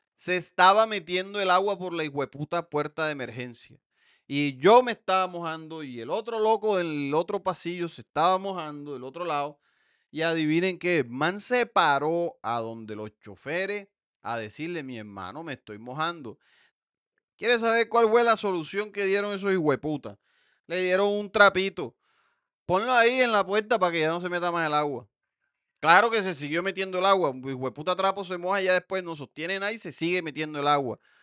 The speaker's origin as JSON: {"language": "Spanish", "town": "Montelíbano", "region": "Córdoba", "country": "Colombia", "tie": "born or raised there", "moved": "yes", "said": "mi pueblo"}